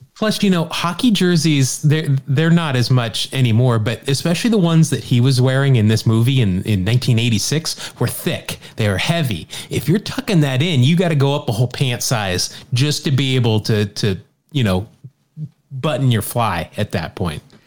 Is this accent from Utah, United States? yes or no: yes; Salt Lake City, Utah, United States; you and I grew up in Salt Lake City.